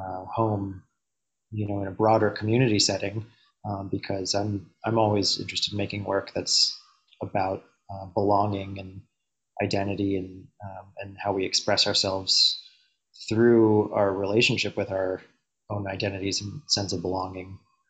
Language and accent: English; North Carolina, United States; now in Austin, United States; I'm a filmmaker from North Carolina originally. I live now in Austin, Texas, and I've been making films here in Austin for about 5 years